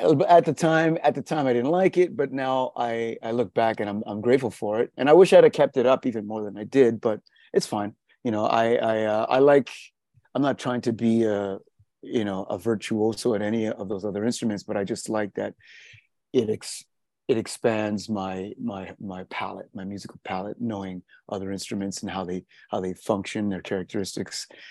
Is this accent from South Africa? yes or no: yes; South Africa; moved away; I was born in South Africa